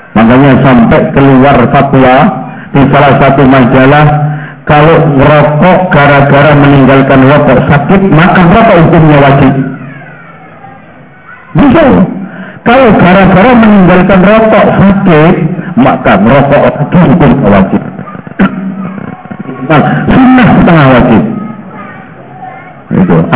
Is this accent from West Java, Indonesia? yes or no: no; Lamongan, East Java, Indonesia; Dan anehnya di daerah Lamongan, daerah saya itu paling gak enak, Pak.